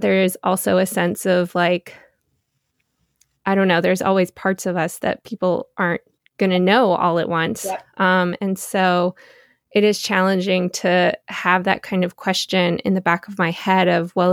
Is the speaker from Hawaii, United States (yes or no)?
no; Beaufort, North Carolina, United States; born or raised there; moved away as an adult; now in New York, United States